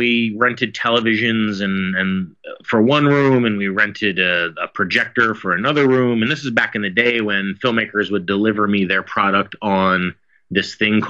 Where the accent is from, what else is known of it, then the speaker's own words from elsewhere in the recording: Philadelphia, Pennsylvania, United States; I come from Philadelphia. It's a very, very small town on the East Coast.